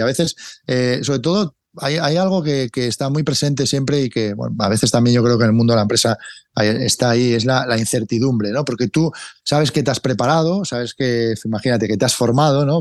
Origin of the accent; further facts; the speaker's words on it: Cangas del Narcea, Asturias, Spain; now in Madrid, Spain; en mi pueblo, aquí en Cangas